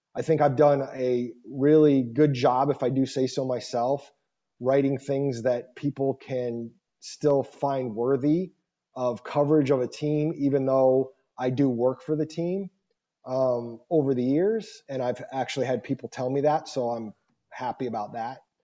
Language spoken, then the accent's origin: English; Scottsdale, Arizona, United States; also born or lived in Michigan; I'm from Scottsdale